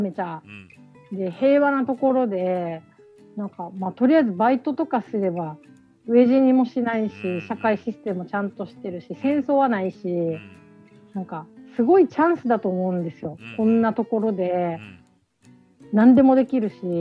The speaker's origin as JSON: {"language": "Japanese", "region": "Okinawa", "country": "Japan", "tie": "born or raised there", "said": "私なんて沖縄に生まれて"}